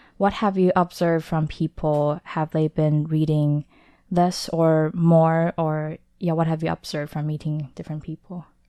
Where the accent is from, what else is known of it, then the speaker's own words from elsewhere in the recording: Taipei, Taiwan; I was born in Taipei, Taiwan, but home for me is a abstract concept